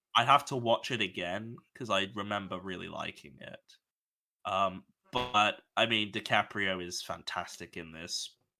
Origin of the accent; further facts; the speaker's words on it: Australia; I'm Australian